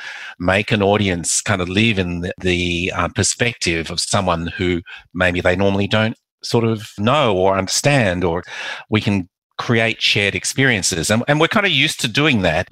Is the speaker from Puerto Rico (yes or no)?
no; Perth, Western Australia, Australia; also born or lived in Macau / Melbourne; I came to Australia when I was 3 and my mother never encouraged us to speak Mandarin or Cantonese